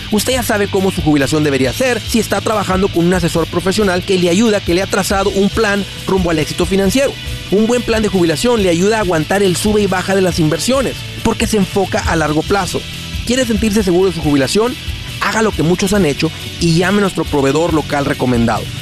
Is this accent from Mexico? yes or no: yes; Oaxaca, Mexico; Oaxaca, México.